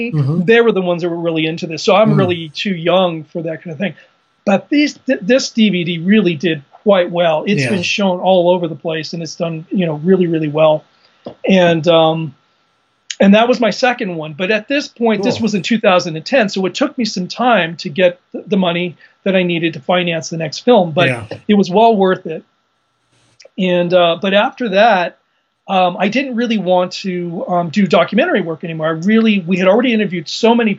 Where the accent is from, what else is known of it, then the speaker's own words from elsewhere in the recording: Colorado, United States; moved away as an adult; So I moved back to Colorado, which is my home state. I was actually born and raised here